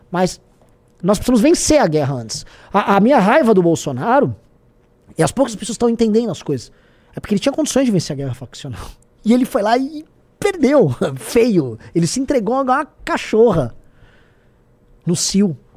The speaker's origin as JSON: {"language": "Portuguese", "country": "Brazil", "said": "como nós brasileiros"}